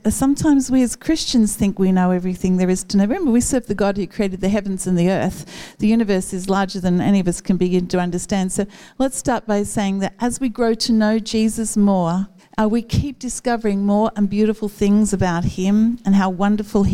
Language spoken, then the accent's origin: English; Newcastle, New South Wales, Australia; When I was a child, I grew up in Northlampton and my grandparents lived in Waratah